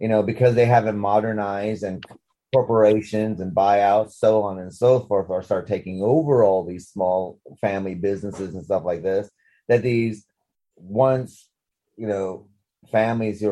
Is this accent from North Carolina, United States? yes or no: no; Sackets Harbor, New York, United States; now in England; I grew up in Sackett's Harbor